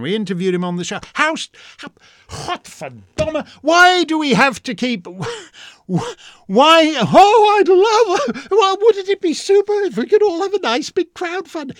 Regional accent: Canada; now in United States; as a Canadian

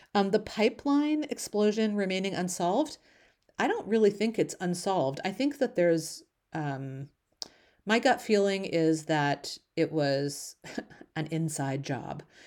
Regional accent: Canada; as a Canadian

